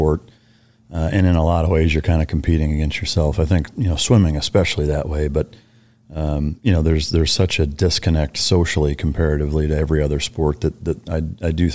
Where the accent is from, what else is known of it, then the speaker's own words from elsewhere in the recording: Iowa, United States; moved away; I'm from Iowa, and I had never been in the ocean.